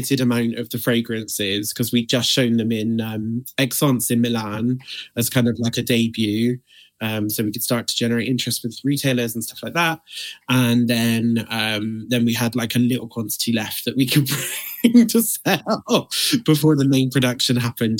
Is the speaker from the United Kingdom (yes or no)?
yes; Bristol, South West England, United Kingdom; Back in Bristol. It was the Boots at Cribbs Causeway that I got my first job at.